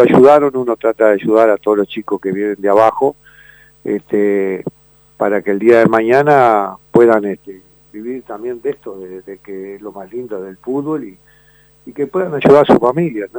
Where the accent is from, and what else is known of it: Uruguay